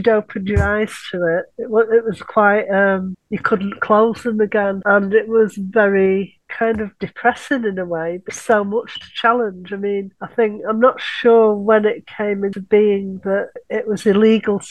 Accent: Manchester, North West England, United Kingdom; that was where I grew up in Collier

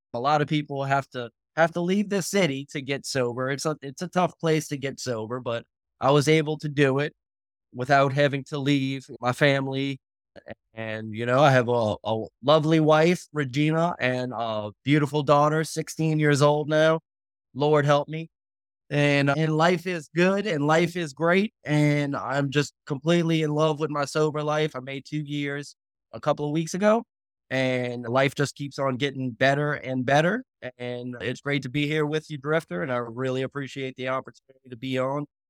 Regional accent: New Orleans, Louisiana, United States; Born and raised in New Orleans, Louisiana

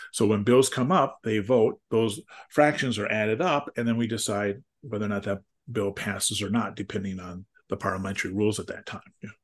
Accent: Wisconsin, United States; my home state is Wisconsin

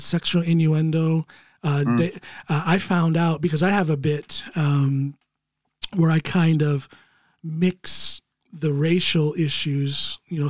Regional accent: United States; now in Norway; I'm an American

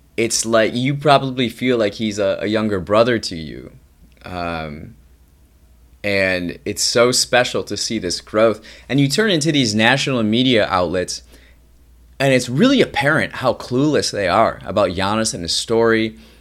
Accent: Racine County, Wisconsin, United States; I grew up in Racine County, Racine County is just south of Milwaukee County

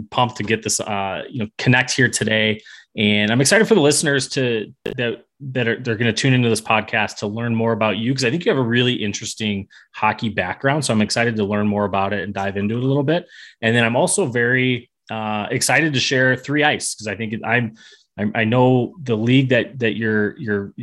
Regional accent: Chicago, Illinois, United States; So I grew up in Chicago also. North of the city there.

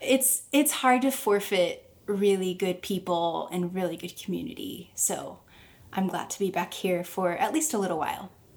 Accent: Springfield, Missouri, United States; moved away as an adult; also born or lived in Nashville; am in Springfield, Missouri, which is my hometown.

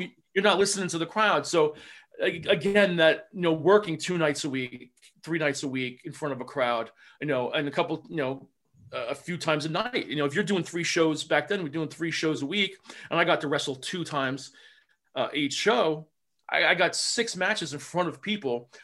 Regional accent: New Jersey, United States; I'm from Jersey

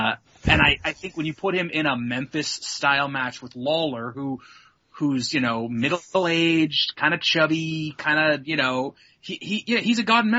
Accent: Canada; as a Canadian

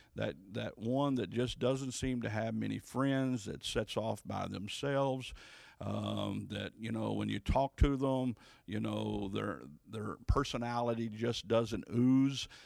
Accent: Louisville, Kentucky, United States; also born or lived in Ohio; I'm actually from Louisville, Kentucky

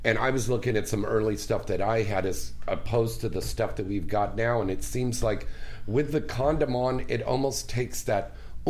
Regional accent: San Jose, California, United States; that's my hometown up there

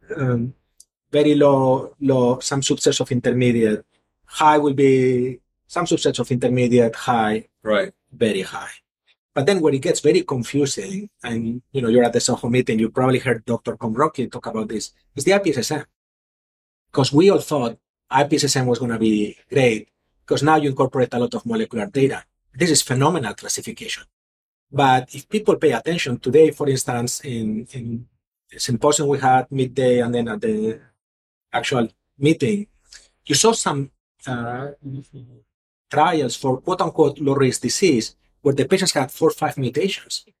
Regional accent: Mallorca, Balearic Islands, Spain; moved away as an adult; also born or lived in Philadelphia; now in Houston, United States; I'm originally from Spain, so I was thinking I go back to to Spain, where I from a nice place called Mallorca

